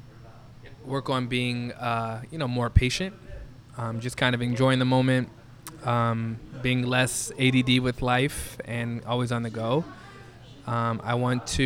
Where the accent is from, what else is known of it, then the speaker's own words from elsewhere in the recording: Chicago, Illinois, United States; born and raised in Chicago